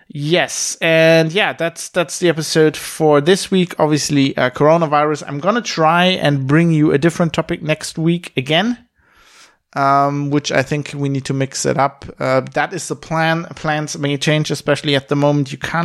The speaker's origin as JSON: {"language": "English", "town": "Duisburg", "region": "North Rhine-Westphalia", "country": "Germany", "tie": "born or raised there", "second_language": "English", "said": "I'm coming to you from my father's study in the house I grew up in Duisburg-Wehofen, in Germany."}